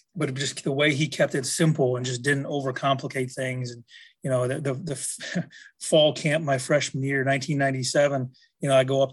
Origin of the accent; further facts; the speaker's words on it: Manitowoc, Wisconsin, United States; I grew up in Manitowoc, Wisconsin, about an hour north of Milwaukee.